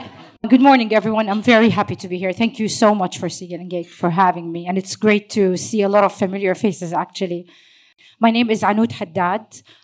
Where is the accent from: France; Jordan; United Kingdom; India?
Jordan; moved away as an adult; also born or lived in Saudi Arabia; now in Dubai, United Arab Emirates; My hometown is Jordan, but I was born in Saudi Arabia, so that's not where I was born, but I've lived in Jordan throughout my younger years, and I've been in Dubai for over 15 years, so I call this home as well.